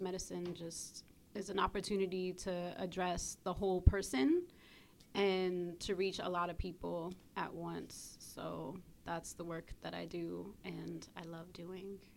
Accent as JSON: {"language": "English", "town": "Brooklyn", "region": "New York", "country": "United States", "tie": "born or raised there", "said": "I grew up on the East Coast in Brooklyn"}